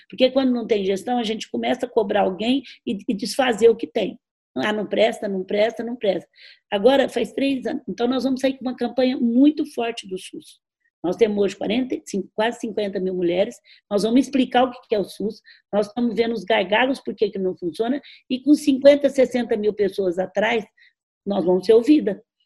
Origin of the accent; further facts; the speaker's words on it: Franca, São Paulo, Brazil; nós somos de Franca